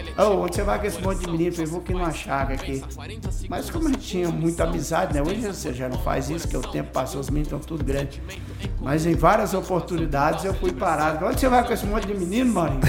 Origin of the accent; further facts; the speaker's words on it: Anápolis, Goiás, Brazil; also born or lived in Ipameri, Goiás; eu sou natural de Ipameri, né? De Ipameri? É. E eu vim para Anápolis com, com cinco anos.